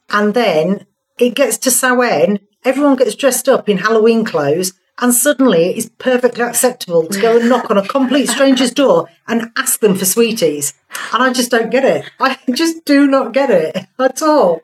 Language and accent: English; Hull, Yorkshire and the Humber, United Kingdom; I call it Tara because I'm from Hull